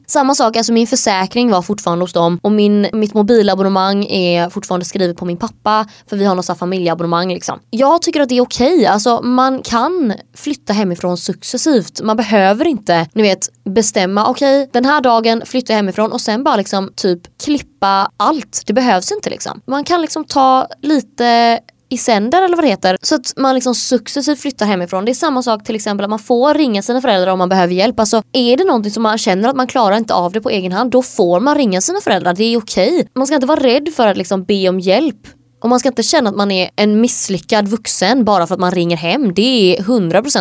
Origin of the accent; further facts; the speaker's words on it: Sweden; moved away as an adult; now in Hungary; jag är uppväxt där och Sverige har liksom format vem jag är